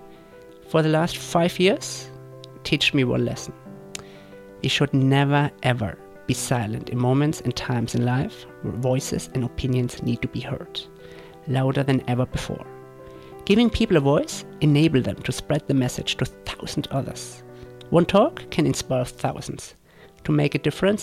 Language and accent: English; Würzburg, Bavaria, Germany; moved away; my hometown, Würzburg